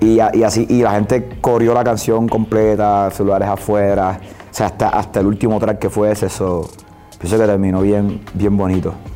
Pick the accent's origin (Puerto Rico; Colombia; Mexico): Puerto Rico; soy de Puerto Rico